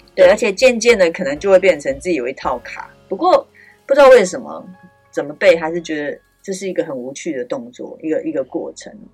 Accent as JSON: {"language": "Chinese", "country": "Taiwan", "said": "我们台湾人"}